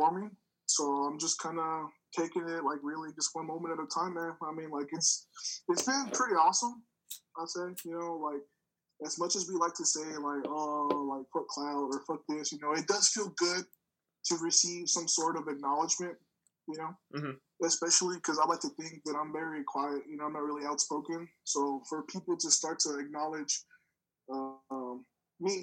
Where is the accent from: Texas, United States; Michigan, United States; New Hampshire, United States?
Texas, United States; Odessa; I'm from Odessa, Texas, man. It's a small town in West Texas.